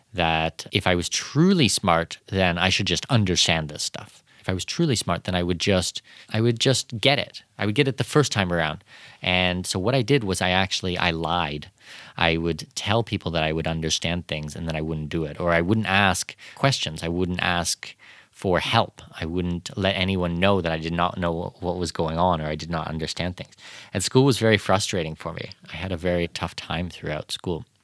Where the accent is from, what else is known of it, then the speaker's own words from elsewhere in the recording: Canada; moved away; growing up in Canada